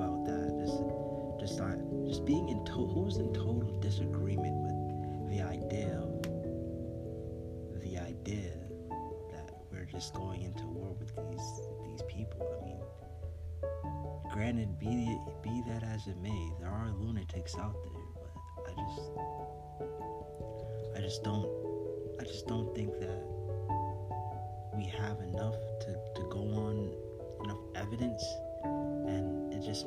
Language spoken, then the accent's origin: English; New York City, New York, United States; I grew up in Manhattan